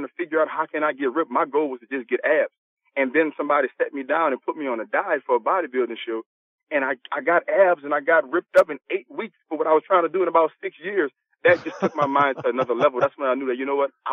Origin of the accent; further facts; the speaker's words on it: New Orleans, Louisiana, United States; I'm from New Orleans, Louisiana.